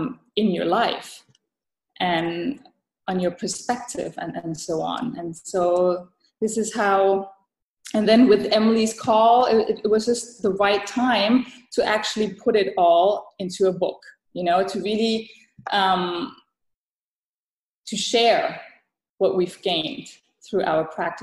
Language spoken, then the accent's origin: English; Thailand; English is a second language; also born or lived in Europe / United States; I mean, I was born and raised in Thailand. I moved to Europe, back to Asia, back to Europe, to the States, and I did the whole circle.